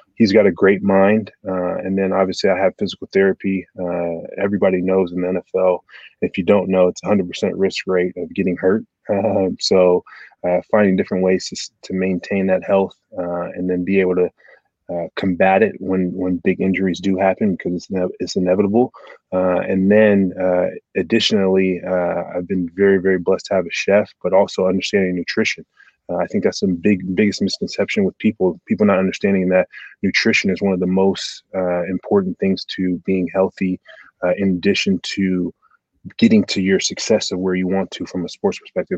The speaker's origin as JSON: {"language": "English", "town": "Portland", "region": "Oregon", "country": "United States", "tie": "born or raised there", "also_born_or_lived": "Nebraska / Detroit", "moved": "as an adult", "said": "born and raised in Portland, Oregon, to two immigrant parents."}